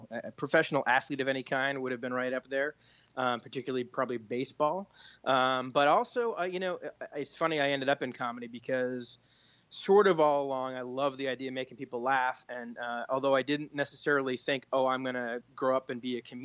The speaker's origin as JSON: {"language": "English", "town": "Beverly", "region": "Massachusetts", "country": "United States", "tie": "born or raised there", "said": "I was born in Beverly, Massachusetts, and kind of grew up in that area"}